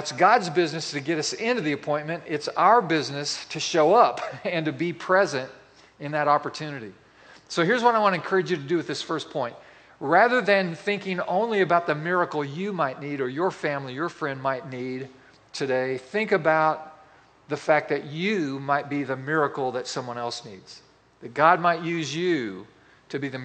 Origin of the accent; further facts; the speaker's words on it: Boswell, Indiana, United States; moved away; my hometown, which is Boswell, Indiana